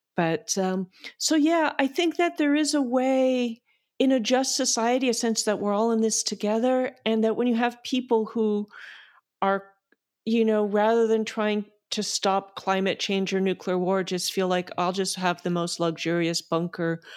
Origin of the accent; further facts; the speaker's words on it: United States; speaking again as an American